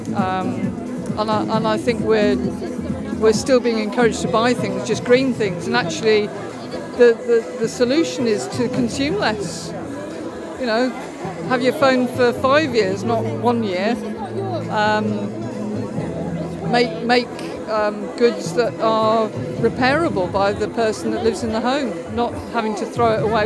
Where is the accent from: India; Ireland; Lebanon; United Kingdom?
United Kingdom; Stowmarket, East of England; From Stowmarket in Suffolk